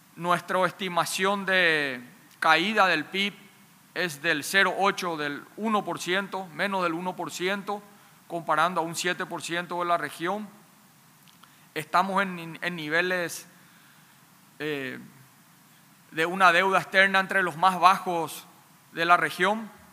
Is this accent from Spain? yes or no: no; Paraguay; En mi país